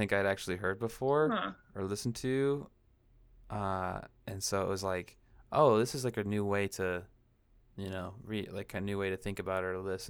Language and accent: English; Washington, United States; I'm from Washington